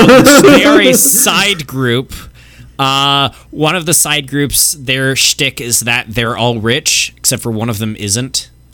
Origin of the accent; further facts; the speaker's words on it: Killeen, Texas, United States; just say Texas. No, because fuck Austin. We're from Killeen.